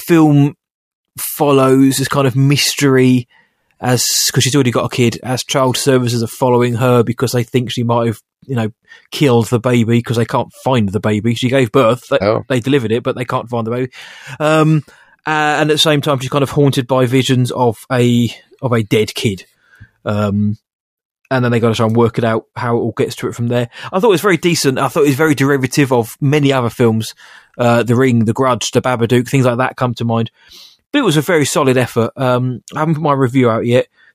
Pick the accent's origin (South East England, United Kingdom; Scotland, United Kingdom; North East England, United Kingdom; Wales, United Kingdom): South East England, United Kingdom; Woking; my hometown of Woking